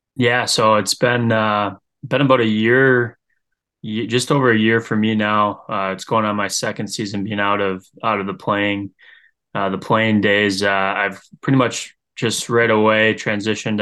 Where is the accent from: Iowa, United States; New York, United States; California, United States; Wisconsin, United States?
Wisconsin, United States; Green Bay; growing up in Green Bay